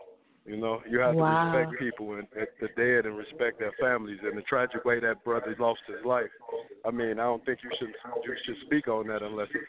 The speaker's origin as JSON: {"language": "English", "town": "Chicago", "region": "Illinois", "country": "United States", "said": "I'm from Chicago, Illinois."}